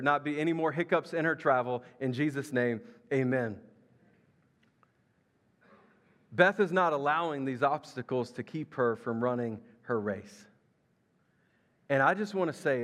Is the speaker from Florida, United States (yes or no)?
no; Memphis, Tennessee, United States; I grew up in Memphis, Tennessee, across the river.